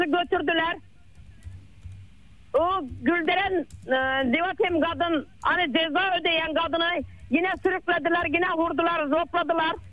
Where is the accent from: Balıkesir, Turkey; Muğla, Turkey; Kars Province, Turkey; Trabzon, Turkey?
Muğla, Turkey